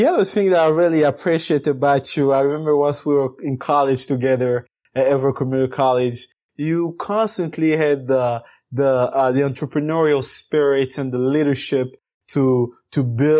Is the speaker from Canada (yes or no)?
no; DR Congo; born there; English is a second language; I was born in the Congo and it's a French-speaking country.